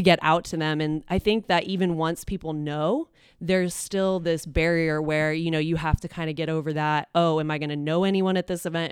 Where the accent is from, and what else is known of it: Columbus, Ohio, United States; born or raised there; also born or lived in Dublin, Ohio